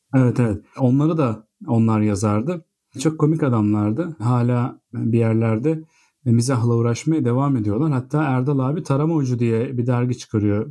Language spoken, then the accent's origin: Turkish; Bandırma, Balıkesir, Turkey; Biz ikimiz de Bandırma'da büyüdük …'yle.